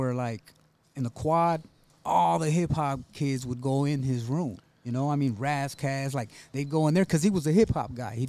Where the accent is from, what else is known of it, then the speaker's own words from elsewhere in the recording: Carson, California, United States; Yeah, so that's where we grew up in Carson, man, you know.